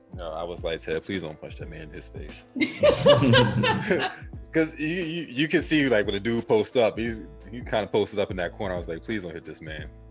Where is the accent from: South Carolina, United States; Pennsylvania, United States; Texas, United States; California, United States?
Pennsylvania, United States; I'm from Pennsylvania, so like just northeastern tie